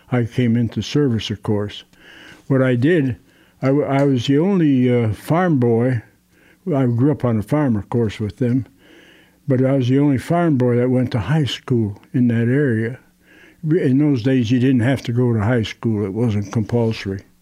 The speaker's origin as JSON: {"language": "English", "town": "Detroit", "region": "Michigan", "country": "United States", "tie": "born there", "said": "I was born in Detroit, actually, uh, and, and, mother and dad had me in in uh, the western part of Detroit."}